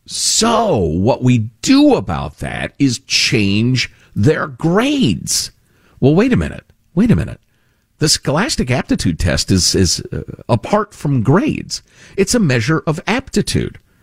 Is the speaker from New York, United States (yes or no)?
no; two towns outside of Cook County, Illinois, United States; I grew up two towns outside of Cook County. So it's where we grew up.